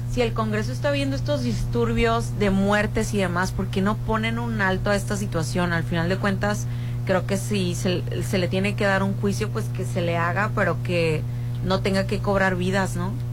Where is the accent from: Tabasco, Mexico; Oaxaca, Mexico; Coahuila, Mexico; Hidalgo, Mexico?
Coahuila, Mexico; Nueva Rosita; Rolando y yo venimos de Rosita.